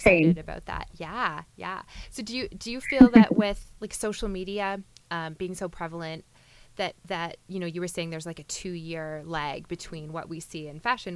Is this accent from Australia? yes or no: no; Niagara region, Ontario, Canada; I'm from the Niagara region